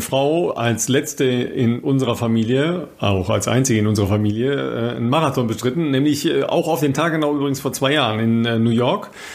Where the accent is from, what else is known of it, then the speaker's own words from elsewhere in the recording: Ruhr area, North Rhine-Westphalia, Germany; moved away; ich komme aus dem Ruhrpott